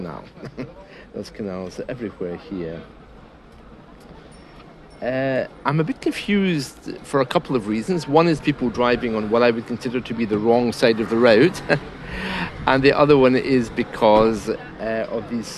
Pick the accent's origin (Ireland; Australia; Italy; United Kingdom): United Kingdom; I'm British.